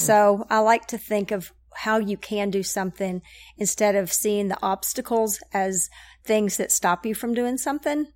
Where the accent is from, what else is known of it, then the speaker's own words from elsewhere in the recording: Knoxville, Tennessee, United States; I am from Knoxville, grew up, um, Catholic over at Sacred Heart